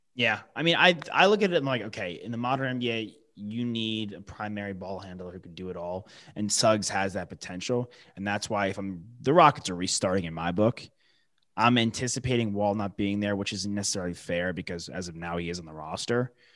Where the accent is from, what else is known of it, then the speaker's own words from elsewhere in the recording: New York, United States; the local guys for, like, my hometown